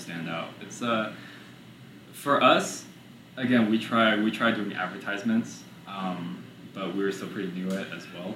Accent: New York City, New York, United States; now in Houston, United States; We were born here in Houston, but we lived in New York, in Brooklyn, for about 11, 12 years, and then came back here to Houston. So my childhood, I was raised in Brooklyn, but my adulthood is here in Houston.

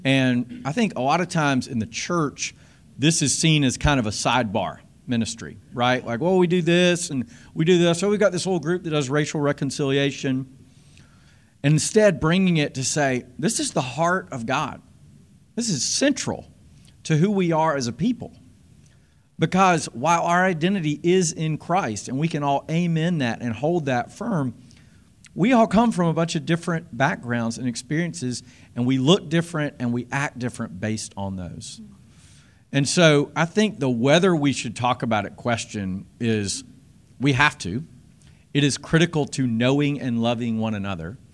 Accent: South Carolina, United States; moved away as an adult; growing up in the South, in South Carolina

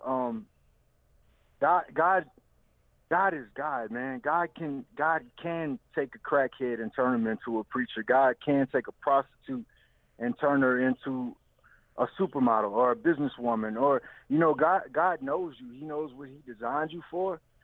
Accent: Louisiana, United States; I'm from Louisiana

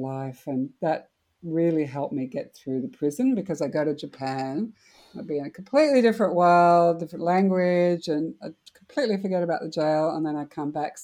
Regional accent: Australia; as an Australian

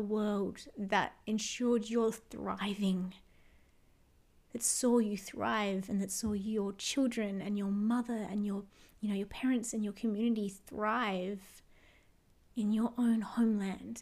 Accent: Australia; all of my ancestors left their homelands and their homes to come here to Australia

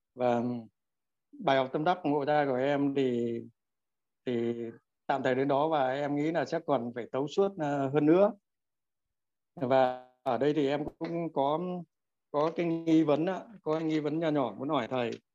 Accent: Quang Ninh, Vietnam; now in Đắk Lắk, Vietnam; em gốc người Quảng Ninh nhưng hiện đang à, sinh sống và làm việc tại Đắk Lắk

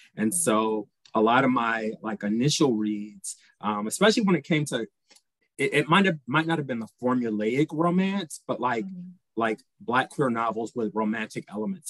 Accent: Detroit, Michigan, United States; now in San Francisco, United States; I'm originally from Detroit, Michigan

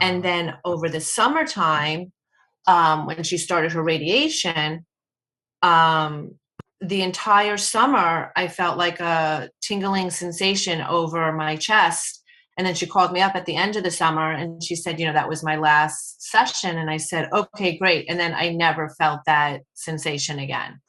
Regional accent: Short Hills, New Jersey, United States; I'm from Short Hills, New Jersey

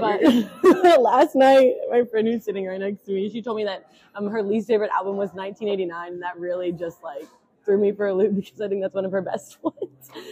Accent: Jackson, Tennessee, United States; moved away as an adult; also born or lived in Birmingham, Alabama; now in Memphis, United States; I'm originally from Jackson, Tennessee, so not too far. But yeah, I'm a West Tennessee girl through and through

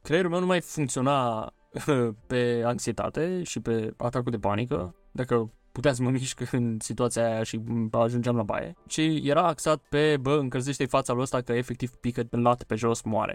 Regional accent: Romania; noi, ca români

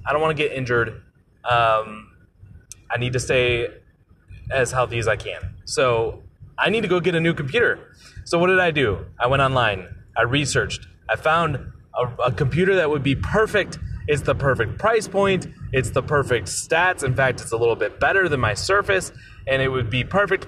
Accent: United States; as the American there

